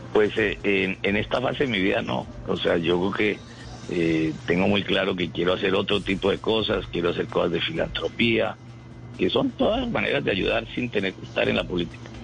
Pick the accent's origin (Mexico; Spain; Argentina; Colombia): Colombia; como todos los colombianos